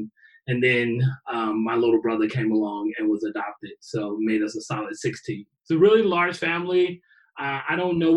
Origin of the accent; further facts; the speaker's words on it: Chicago, Illinois, United States; I'm originally from Chicago, south side of Chicago, born and raised.